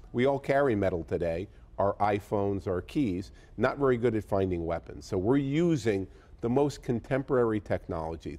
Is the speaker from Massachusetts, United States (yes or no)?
yes; Boston, Massachusetts, United States; I'm from Boston